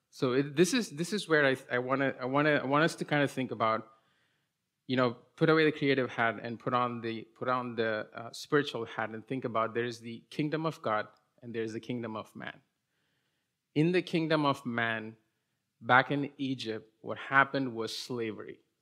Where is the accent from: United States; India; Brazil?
India; English is a second language; moved away as an adult; I was born and raised in India till I was twenty-one, and then I moved here when I, uh, went to college